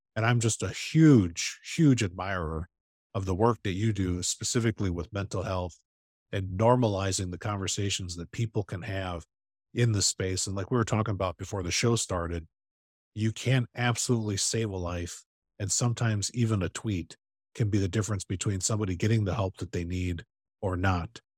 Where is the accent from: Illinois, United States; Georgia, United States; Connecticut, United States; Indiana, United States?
Illinois, United States; Chicago; I grew up in Chicago